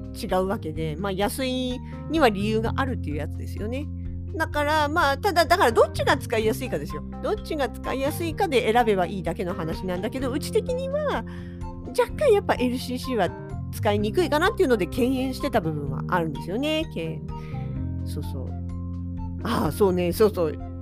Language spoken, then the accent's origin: Japanese; Yokohama, Kanagawa, Japan; also born or lived in Kawasaki; now in Hokkaido, Japan; 私実家が横浜市まあ川崎市に住んでたこともありますけれどもとにかくその辺。